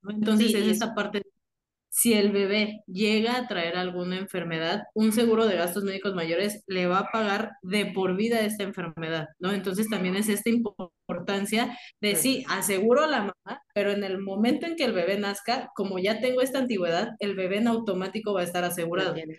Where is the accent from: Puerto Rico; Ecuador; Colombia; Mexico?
Mexico; somos muchísimos mexicanos